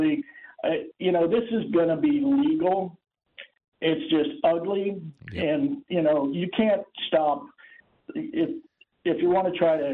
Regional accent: Florida, United States; as a born and raised Floridian

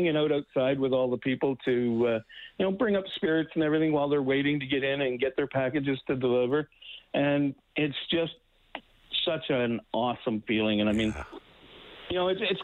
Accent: Winnipeg, Manitoba, Canada; moved away as an adult; now in Edmonton, Canada; I grew up in Winnipeg

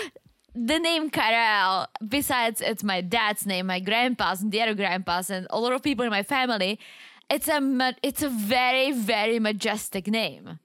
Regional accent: Czechia; accent: Czech; moved away; I'm from the Czech Republic

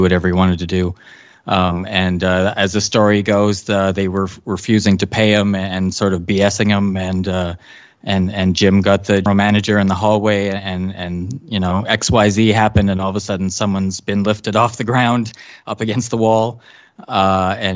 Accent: Canada; I played hockey as is legal law in Canada until I was 16 or 17.

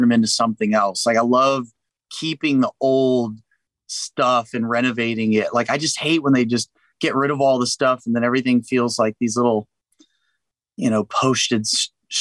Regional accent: San Antonio, Texas, United States; now in Nashville, United States; I'm also from San Antonio, Texas

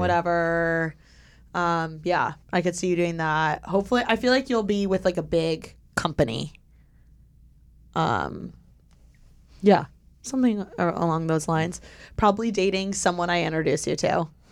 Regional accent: Indiana, United States; moved away as an adult; now in Los Angeles, United States; my hometown is everyone's so judgmental

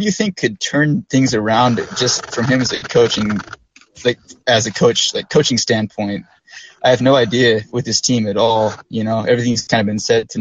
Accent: Utah, United States; I'm from Utah

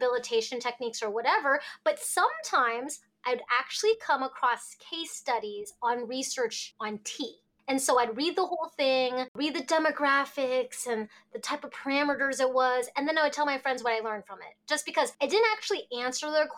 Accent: Alaska, United States; also born or lived in Hong Kong; we moved to Alaska when I was a baby.

